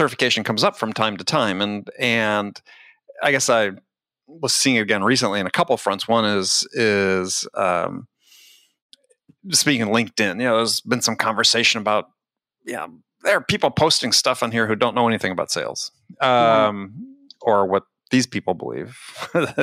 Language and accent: English; Wisconsin, United States; I grew up in Wisconsin